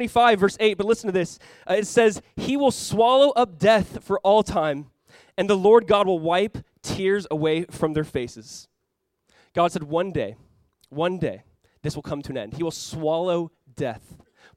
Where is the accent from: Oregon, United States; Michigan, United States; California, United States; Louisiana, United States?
California, United States; Southern; moved away; my wife and I grew up in Southern California